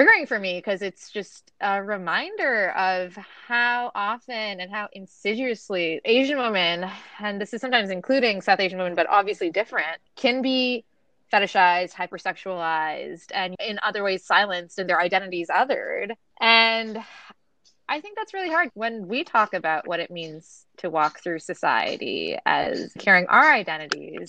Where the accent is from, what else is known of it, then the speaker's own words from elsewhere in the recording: Toronto, Ontario, Canada; And I'm Canadian, right? So I grew up in Toronto, which is supposedly one of the most multicultural cities in the world.